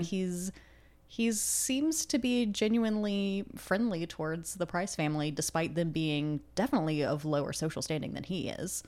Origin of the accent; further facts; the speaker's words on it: United States; I'm an American